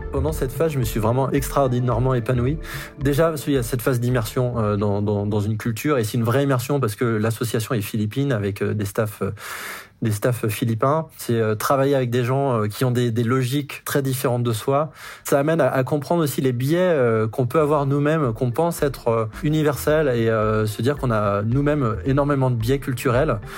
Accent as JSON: {"language": "French", "region": "Brittany", "country": "France", "tie": "born or raised there", "moved": "yes", "lives_now": "Montrouge, France", "said": "J'ai grandi en Bretagne"}